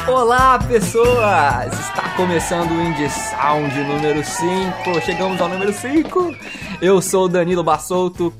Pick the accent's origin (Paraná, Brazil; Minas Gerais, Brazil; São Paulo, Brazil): Minas Gerais, Brazil; Belo Horizonte; aqui em Belo Horizonte, nós somos de BH, Minas Gerais